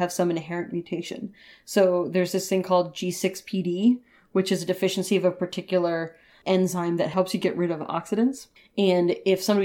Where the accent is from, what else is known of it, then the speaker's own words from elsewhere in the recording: New England, United States; now in California, United States; growing up in New England